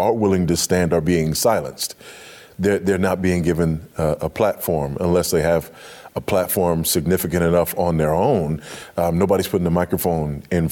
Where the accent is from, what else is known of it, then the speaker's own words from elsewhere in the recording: Los Angeles, California, United States; moved away as an adult; also born or lived in Africa; I grew up in Los Angeles